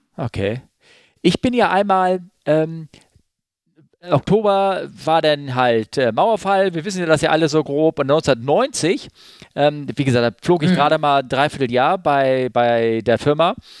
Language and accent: German; Germany; Ich als Westdeutscher